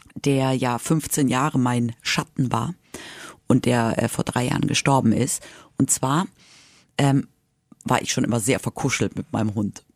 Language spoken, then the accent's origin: German; Madrid, Community of Madrid, Spain; now in Germany; Ich bin ja in Spanien aufgewachsen